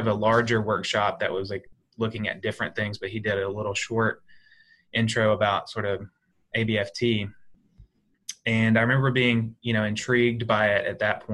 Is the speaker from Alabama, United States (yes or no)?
yes; Alabama, United States; moved away as an adult; also born or lived in West Texas; now in Philadelphia, United States; I grew up in Alabama and then I lived in West Texas for 2 years.